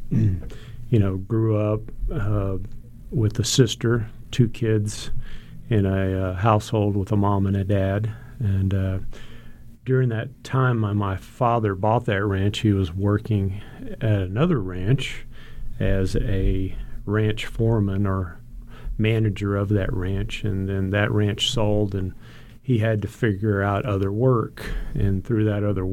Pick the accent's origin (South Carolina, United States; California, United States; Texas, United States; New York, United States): Texas, United States; Gonzales County; I grew up in Gonzales County in a small rural ranch lifestyle